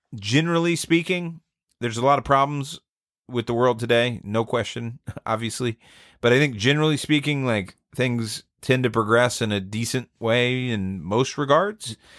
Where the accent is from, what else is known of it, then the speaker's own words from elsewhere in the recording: Atlanta, Georgia, United States; I'm from Atlanta